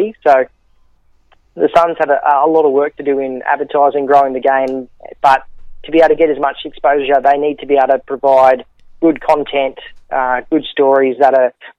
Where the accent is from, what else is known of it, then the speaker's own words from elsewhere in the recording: Brisbane, Queensland, Australia; moved away as an adult; now in Gold Coast, Australia; I grew up in Brisbane, was a big Lions supporter as a kid, spent the last 5 or 6 years on the Gold Coast.